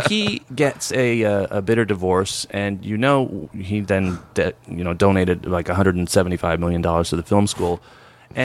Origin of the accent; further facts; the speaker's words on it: New York, United States; now in California, United States; growing up in New York